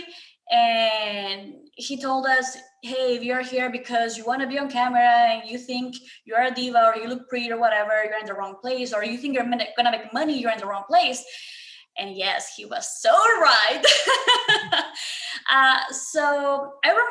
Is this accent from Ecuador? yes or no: yes; Ecuador; now in United States; I'm next to Colombia. I'm from Ecuador